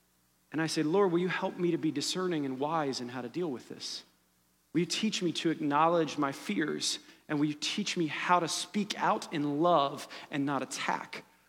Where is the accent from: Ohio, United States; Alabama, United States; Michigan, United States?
Ohio, United States; This morning I woke up and there was news of a shooting in my hometown, the Oregon district where I used to hang out.